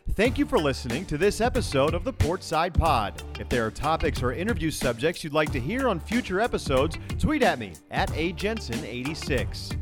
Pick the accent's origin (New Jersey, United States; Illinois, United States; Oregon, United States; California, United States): California, United States; East Bay; growing up in the East Bay